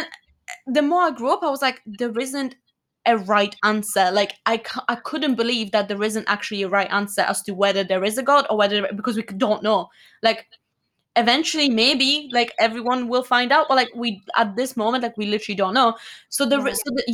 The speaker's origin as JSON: {"language": "English", "country": "Poland", "moved": "yes", "said": "I'm Polish, I'm from Poland."}